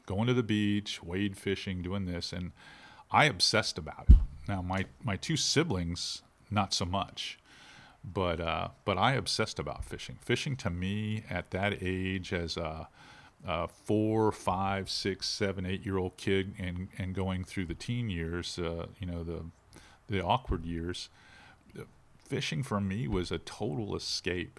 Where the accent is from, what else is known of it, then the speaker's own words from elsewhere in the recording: Pinellas County, Florida, United States; moved away; when I grew up in Pinellas County, we wore Wranglers and Lee jeans